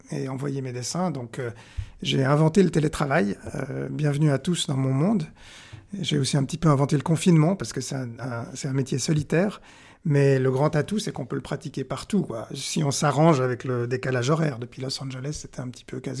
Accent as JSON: {"language": "French", "country": "Pakistan", "tie": "born there", "said": "Moi, je suis né au Pakistan."}